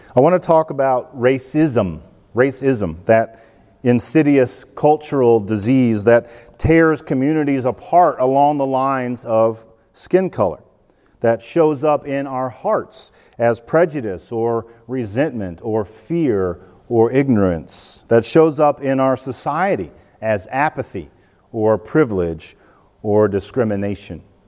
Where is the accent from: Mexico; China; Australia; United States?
United States; We, white, wealthy, educated Americans